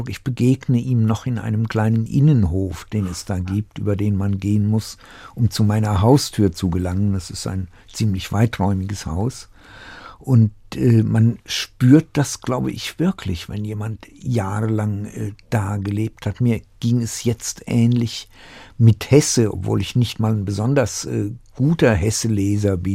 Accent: Tachov, Plzeň Region, Czechia; born there; eine Kleinstadt, die mich in vielem sogar an meinen Geburtsort in Böhmen erinnert. Äh, Tachau.

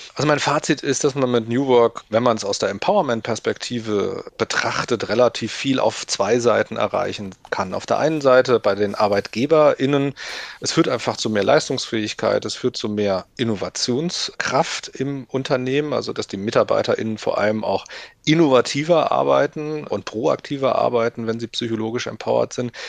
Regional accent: Limburg an der Lahn, Hesse, Germany; now in Berlin, Germany; ich stamme aus Limburg an der Lahn

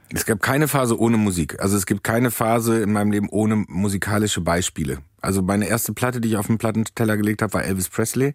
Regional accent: Soest, North Rhine-Westphalia, Germany; moved away; der kleine Dödel aus Soest

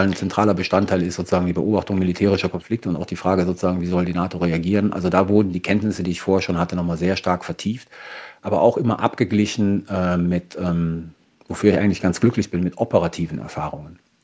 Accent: Germany; first language German and Italian; also born or lived in Italy / Sardinia / Rome; Dann sind wir wieder zurück nach Deutschland gekommen und dann war ich eigentlich ähm, die meiste Zeit meines Lebens in Deutschland

